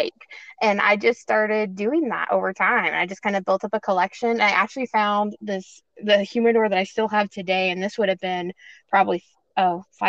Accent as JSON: {"language": "English", "town": "Clackamas", "region": "Oregon", "country": "United States", "tie": "born or raised there", "also_born_or_lived": "Corvallis, Oregon", "said": "I am a born and raised Oregonian. I grew up just east of Portland in a town called Clackamas."}